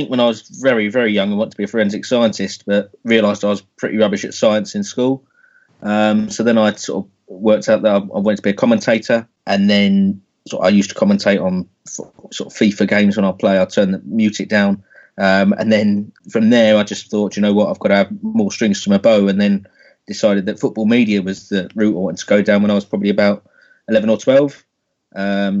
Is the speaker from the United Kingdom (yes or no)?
yes; Sussex, South East England, United Kingdom; moved away; I'm initially from Sussex